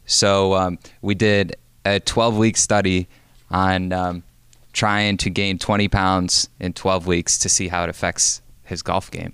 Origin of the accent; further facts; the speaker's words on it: Binghamton, New York, United States; moved away; also born or lived in North Carolina; I grew up in Binghamton, New York